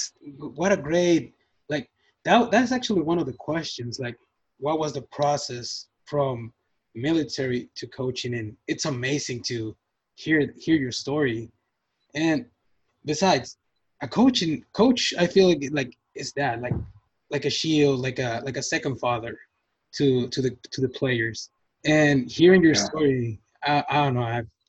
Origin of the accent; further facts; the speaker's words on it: Mexico; I mean, me, I'm from Mexico. Let's get that out of the way. I'm from Mexico